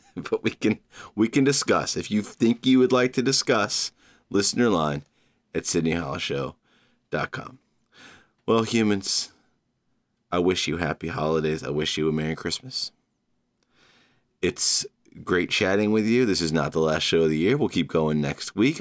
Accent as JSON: {"language": "English", "region": "Georgia", "country": "United States", "tie": "born or raised there", "moved": "yes", "lives_now": "New York City, United States", "said": "my home state of Georgia"}